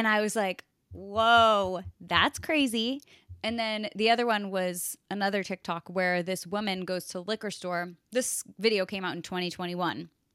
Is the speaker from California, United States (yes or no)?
no; Connecticut, United States; I grew up in Connecticut and I have family in New Jersey